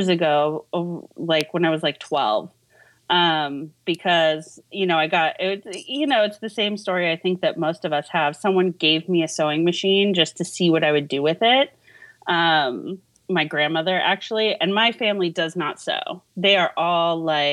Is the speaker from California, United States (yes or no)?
yes; Los Angeles, California, United States; moved away as an adult; also born or lived in Santa Monica / Thousand Oaks; now in Kansas City, United States; I was born and raised in Los Angeles